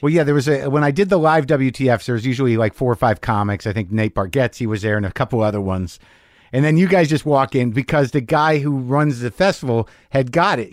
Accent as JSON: {"language": "English", "region": "New Mexico", "country": "United States", "tie": "born or raised there", "said": "I grew up in New Mexico"}